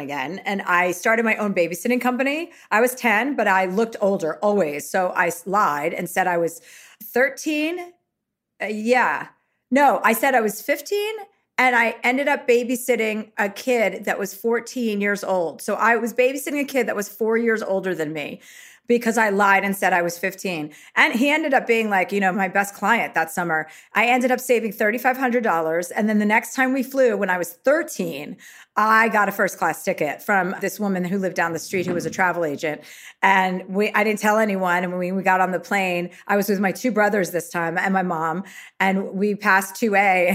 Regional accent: United States; I am American

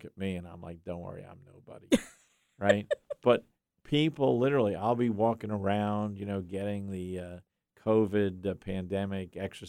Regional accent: Yonkers, New York, United States; I'm from Yonkers, New York.

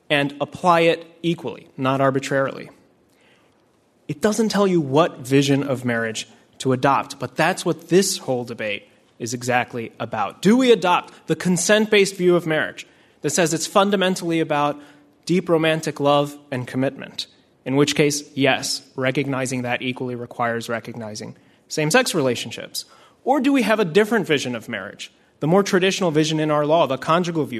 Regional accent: Delaware, United States; also born or lived in Cairo, Egypt; I grew up mostly in Delaware

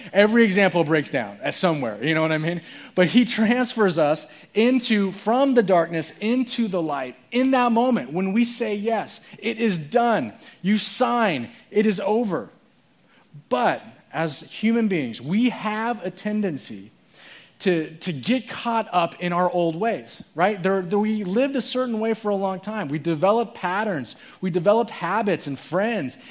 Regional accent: Phoenix, Arizona, United States; I was born in Phoenix, and my parents were grew up there.

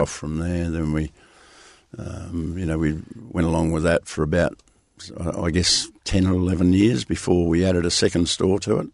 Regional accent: Merredin, Western Australia, Australia; now in Perth, Australia; I grew up in Meriden

